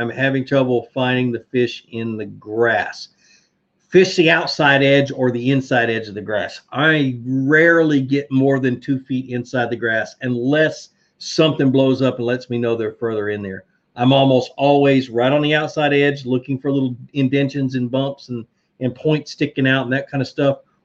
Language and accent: English; Virginia, United States; moved away; I was born in Virginia